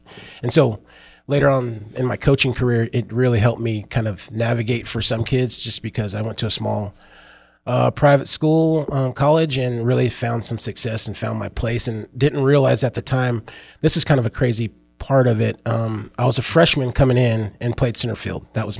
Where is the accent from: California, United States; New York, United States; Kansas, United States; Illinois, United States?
Illinois, United States; born there; also born or lived in North Carolina / Philippines / Germany; I was born in Illinois. And then we went to North Carolina and then went to Philippines.